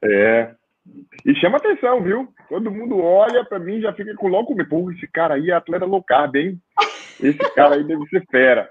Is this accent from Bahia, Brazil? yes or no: yes; Itabuna, Bahia, Brazil; moved away as an adult; also born or lived in Petrópolis / São Paulo; Hoje eu moro na Bahia desde 2007, eu voltei para cá, para Bahia, na minha cidade Natal, estou em Itabuna, sul da Bahia